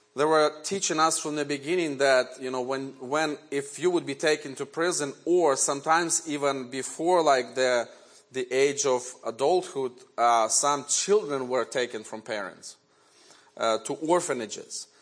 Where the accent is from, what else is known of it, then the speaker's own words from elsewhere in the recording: Ukraine; first language Ukrainian; English is a second language; now in United States; And Ukrainian is my native language. I was born in Ukraine in 1970.